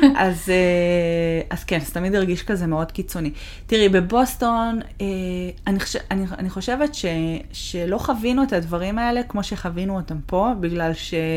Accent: Israel; also born or lived in Boston / Toronto; now in Seattle, United States; עזבנו את הארץ

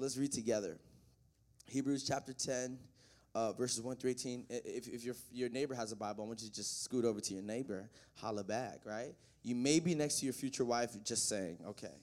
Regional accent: the South, United States; also born or lived in the North; I'm from the South. I was born up north, raised down south

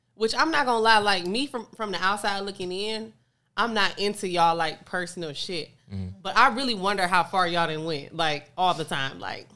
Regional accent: Detroit, Michigan, United States; I'm from Detroit

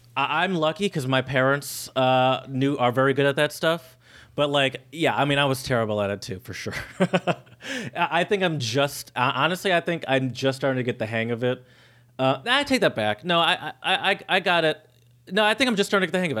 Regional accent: Michigan, United States; we're from Michigan. That. We have all the big car companies here in Michigan

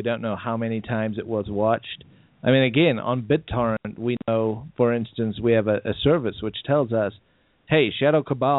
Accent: South Africa; moved away; I grew up in South Africa where they censored content.

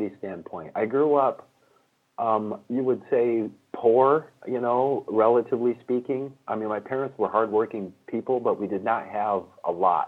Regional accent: Michigan, United States; also born or lived in California; I grew up in Michigan

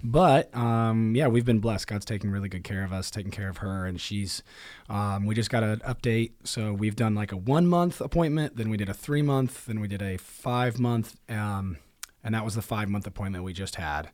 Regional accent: Marion, Indiana, United States; I'm from um, home, hometown's Marion, Indiana, and I definitely bounced around from a few different areas uh, in Marion, but grew up there

